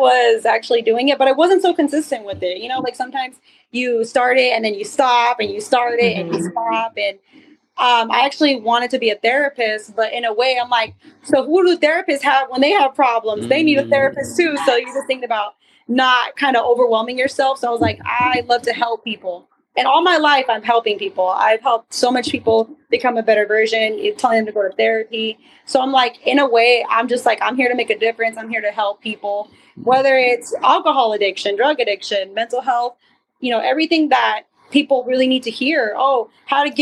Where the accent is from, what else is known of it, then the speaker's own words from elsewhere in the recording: the West Valley, Arizona, United States; In the Valley. Born and raised in Arizona.